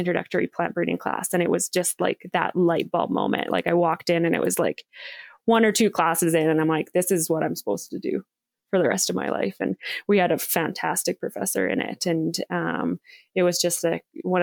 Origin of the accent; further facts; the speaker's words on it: Saskatchewan, Canada; I grew up in small town Saskatchewan, Canada